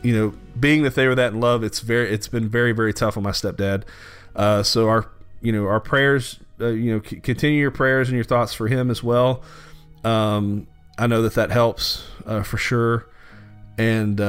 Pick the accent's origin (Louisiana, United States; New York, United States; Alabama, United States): Louisiana, United States; growing up in Louisiana